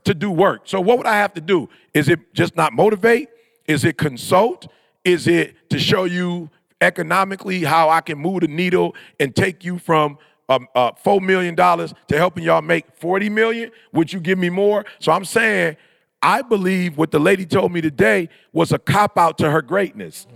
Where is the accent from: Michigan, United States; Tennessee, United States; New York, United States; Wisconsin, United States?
Michigan, United States; also born or lived in California; we were born and raised in Michigan